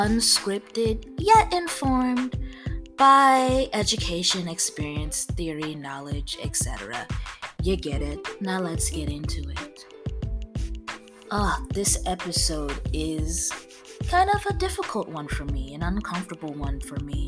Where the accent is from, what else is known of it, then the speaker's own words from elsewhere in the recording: East Coast, United States; now in the South, United States; I grew up on the East Coast